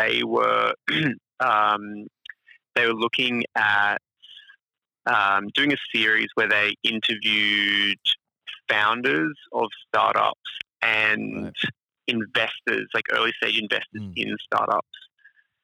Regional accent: Sydney, New South Wales, Australia; I grew up in Sydney. I grew up most of my life in Beecroft, which is like northwest.

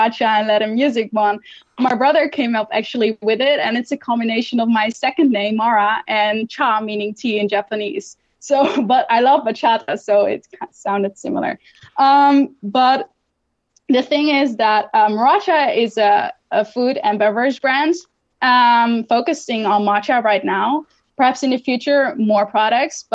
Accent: Netherlands; my home country, the Netherlands

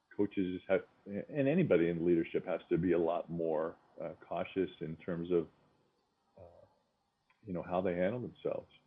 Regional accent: Spokane, Washington, United States; we grew up in Spokane with a big backyard

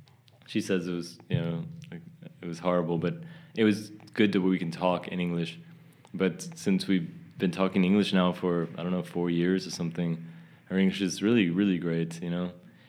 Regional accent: Texas, United States; moved away; The way I used to speak in Texas, I don't speak that way anymore

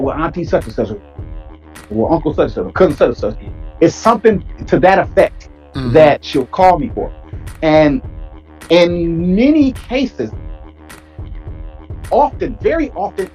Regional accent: Michigan, United States; I'm from Michigan

